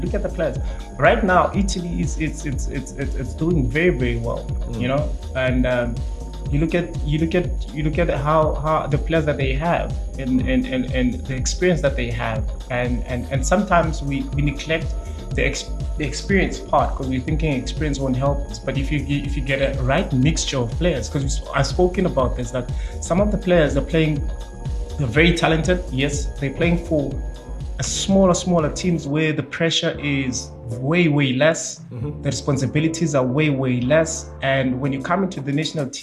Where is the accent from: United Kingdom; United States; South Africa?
South Africa; We as South African